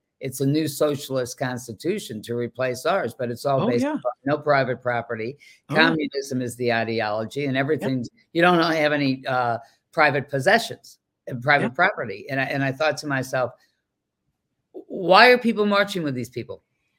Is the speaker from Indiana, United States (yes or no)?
no; Boston, Massachusetts, United States; I mean, I'm from Boston.